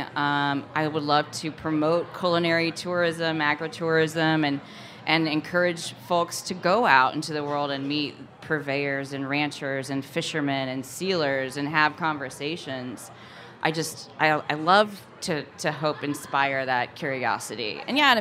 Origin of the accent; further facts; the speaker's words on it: Napoleon, Missouri, United States; moved away; also born or lived in Portland, Oregon; Where I grew up in Missouri